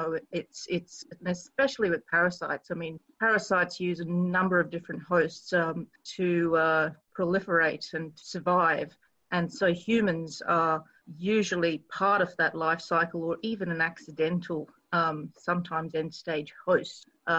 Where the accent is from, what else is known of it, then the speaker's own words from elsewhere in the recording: Australia; especially being Australian, there are many what we call feral or invasive animal species that are present in mainland Australia